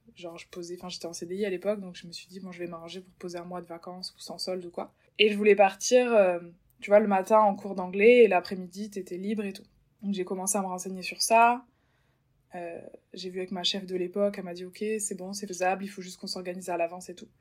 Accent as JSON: {"language": "French", "town": "Bordeaux", "region": "Nouvelle-Aquitaine", "country": "France", "also_born_or_lived": "London", "moved": "as an adult", "said": "je suis originaire de Bordeaux, dans le sud-ouest."}